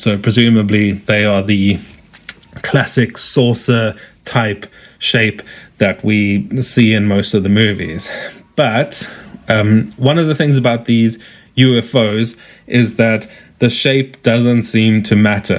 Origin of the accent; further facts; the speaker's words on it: South Africa; accent: South African; as you can tell from my accent, I am South African.